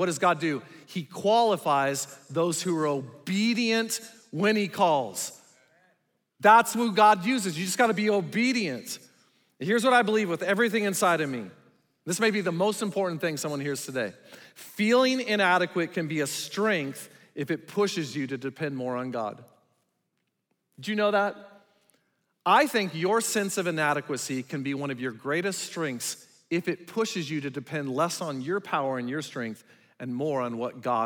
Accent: Sierra Vista, Arizona, United States; also born or lived in Willcox, Arizona; I grew up in Wilcox and Sierra Vista

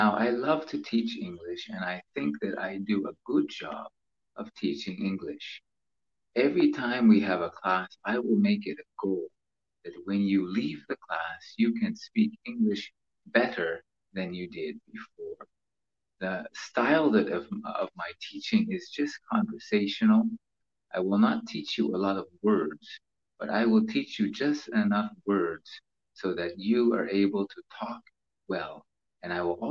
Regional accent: United States; moved away as an adult; now in Philippines; I've been living in the Philippines for 19 years, but I am an American

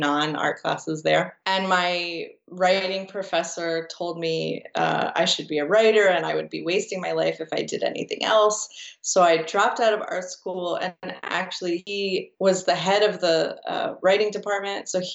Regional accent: New Jersey, United States; moved away as an adult; also born or lived in Costa Rica; now in Berlin, Germany; I grew up in New Jersey, and I kind of bounced around the U.S.

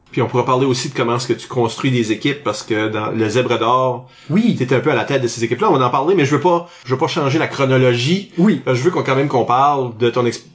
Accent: Canada; en tant qu'Acadien

